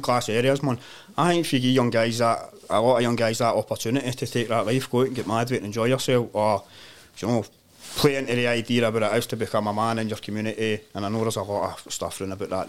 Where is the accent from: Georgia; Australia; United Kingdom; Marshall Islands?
United Kingdom; Glasgow, Scotland; moved away as an adult; also born or lived in Tanzania; I grew up in in Govan, uh, Windrum Line. So stayed there for the first like thirty three year in my life.